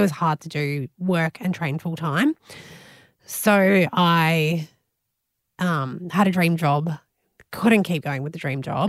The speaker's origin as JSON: {"language": "English", "town": "Melbourne", "region": "Victoria", "country": "Australia", "tie": "born or raised there", "moved": "yes", "lives_now": "Gold Coast, Australia", "said": "I grew up in Melbourne and I moved up to the Gold Coast."}